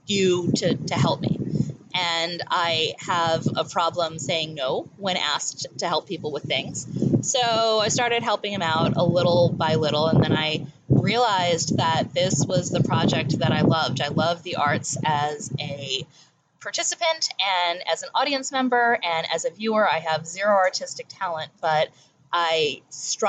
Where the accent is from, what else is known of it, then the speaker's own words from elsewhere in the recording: Howard County, Maryland, United States; I am from Howard County. My parents have been in this community since 1973 and 1975, respectively, and I have spent almost all my life here